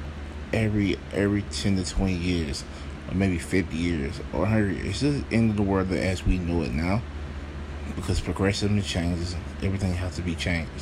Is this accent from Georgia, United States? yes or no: yes; Atlanta, Georgia, United States; I'm from Atlanta